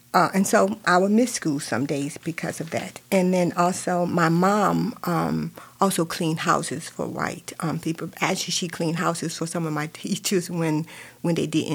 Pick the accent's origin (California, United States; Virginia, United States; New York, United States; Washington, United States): Virginia, United States; now in Lake County, United States; I grew up in Virginia, and if you can tell from from my accent, but I grew up in Virginia